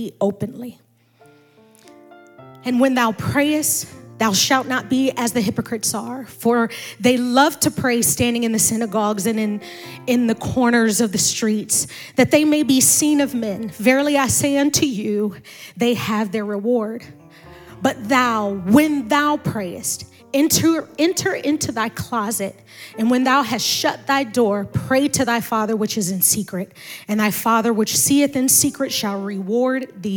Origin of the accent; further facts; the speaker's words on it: Maryland, United States; moved away; also born or lived in Indianapolis; spiritually born and raised in Maryland